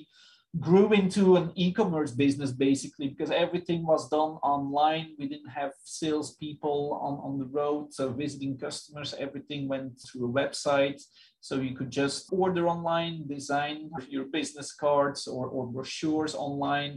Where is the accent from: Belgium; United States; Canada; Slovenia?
Belgium; moved away; I'm originally from Belgium. That's where I grew up